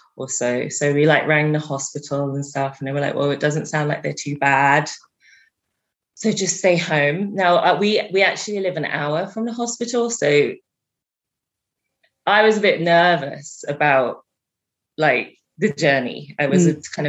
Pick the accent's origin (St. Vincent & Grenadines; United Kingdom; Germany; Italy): United Kingdom; England; moved away; I'm from England